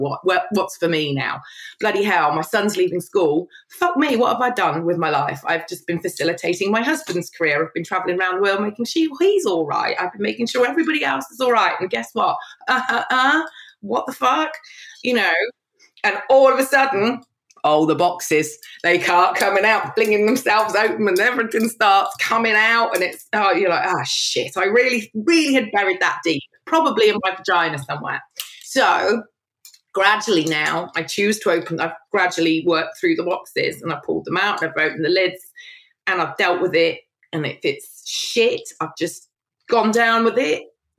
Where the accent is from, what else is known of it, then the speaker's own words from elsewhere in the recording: London, United Kingdom; born there; also born or lived in Evesham / Worcester / Kidderminster; So I was born in London, then we moved in London, then I moved to Evesham, and then I moved to Worcester, then I moved to Kidderminster.